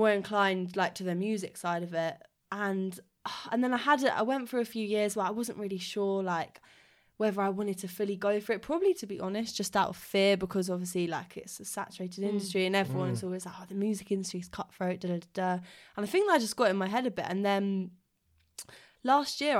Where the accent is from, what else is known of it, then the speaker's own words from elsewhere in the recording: Surrey, South East England, United Kingdom; I come from Surrey, so yeah, just sort of outside South London